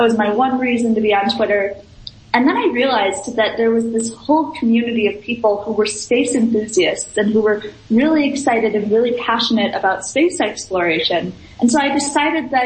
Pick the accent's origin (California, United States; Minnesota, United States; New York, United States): Minnesota, United States; I'm from Minnesota